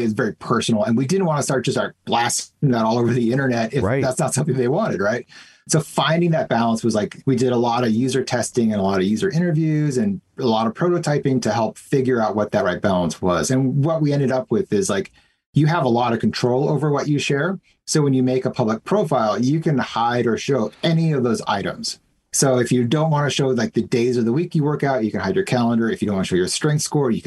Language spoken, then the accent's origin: English; United States; moved away as an adult; now in Canada; I'm actually American. I moved here 5 years ago